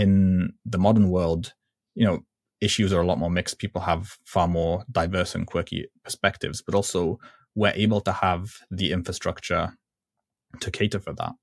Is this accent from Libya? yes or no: yes; Libya; I'm from Libya